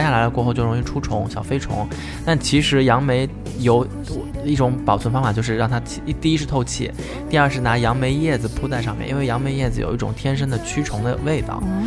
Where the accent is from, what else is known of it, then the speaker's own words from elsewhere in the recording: Jiangsu, China; 我们东山的枇杷